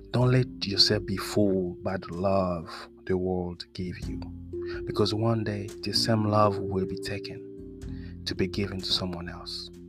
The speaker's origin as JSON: {"language": "English", "country": "France", "accent": "French", "second_language": "English", "said": "I'm sorry about my accent. You know, French guy have an accent too."}